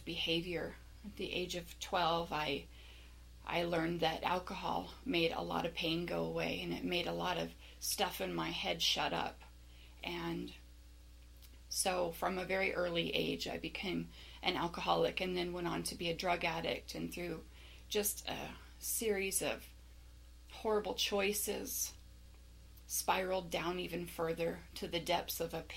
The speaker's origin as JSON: {"language": "English", "town": "Las Vegas", "region": "Nevada", "country": "United States", "tie": "born or raised there", "said": "I was born and raised in the Las Vegas area"}